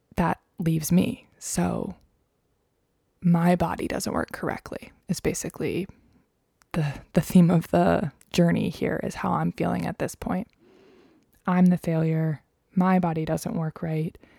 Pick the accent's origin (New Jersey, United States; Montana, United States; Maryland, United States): Maryland, United States; the gynecologist that I saw growing up in Maryland